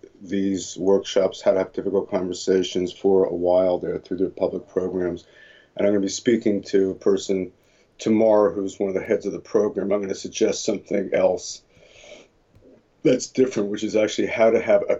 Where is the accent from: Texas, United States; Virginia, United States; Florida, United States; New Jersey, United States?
New Jersey, United States; moved away as an adult; also born or lived in Boston; now in California, United States; growing up in New Jersey and going to school in Boston